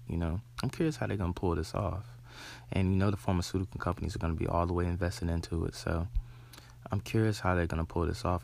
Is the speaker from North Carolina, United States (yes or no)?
yes; Charlotte, North Carolina, United States; I'm born and raised in Charlotte